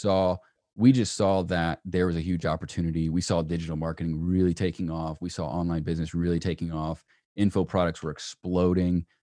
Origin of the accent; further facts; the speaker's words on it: Peachtree City, Georgia, United States; where I grew up in Peachtree City